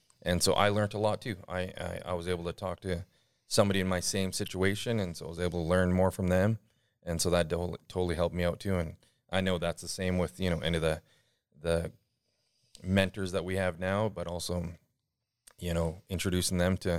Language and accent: English; Couch, United States; So as I mentioned, I grew up in Couch, and so there was only a few of us that had disabilities